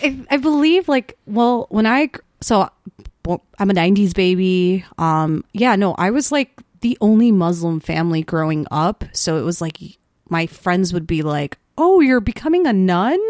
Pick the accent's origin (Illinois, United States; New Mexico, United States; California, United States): Illinois, United States; Wheeling; accent: suburban; I'm from Wheeling, Illinois